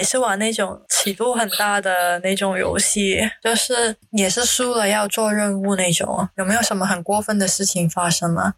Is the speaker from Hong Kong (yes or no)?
yes; Hong Kong; now in Singapore; 毕竟我来自香港，也是一个时尚的地方嘛。